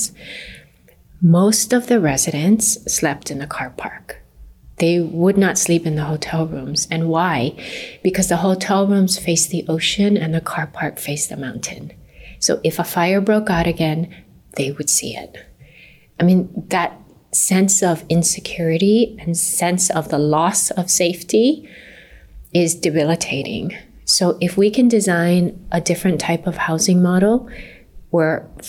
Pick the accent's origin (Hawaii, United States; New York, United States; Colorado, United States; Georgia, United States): Hawaii, United States; Kihei; I'm a Maui girl. I grew up in Kihei